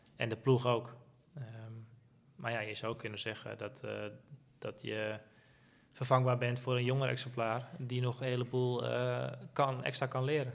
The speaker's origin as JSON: {"language": "Dutch", "country": "Netherlands", "said": "als Nederlander"}